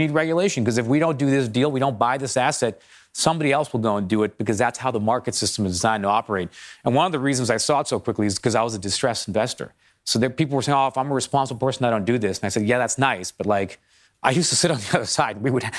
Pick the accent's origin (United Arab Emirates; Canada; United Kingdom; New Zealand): Canada; Toronto, Ontario; Because I'm from Toronto, I'll give a kick the Canadians an example here.